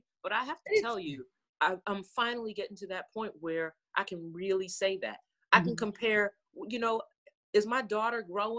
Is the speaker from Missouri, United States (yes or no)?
no; Maryland, United States; moved away; I grew up in the Maryland area